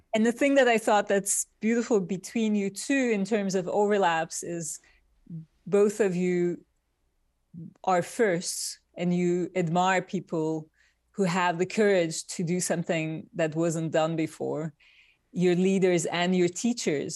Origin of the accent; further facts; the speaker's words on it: Turkey; moved away as an adult; now in New York, United States; I was born in Turkey. I grew up in Turkey. And I came to New York, uh, with a Fulbright scholarship